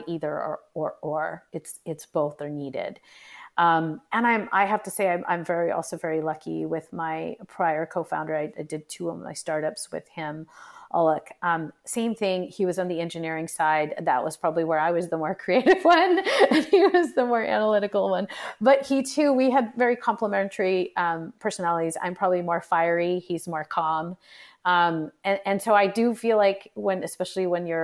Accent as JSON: {"language": "English", "country": "United States", "tie": "born or raised there", "said": "Even though I'm in Indian ethnic descent, I was born and brought up here."}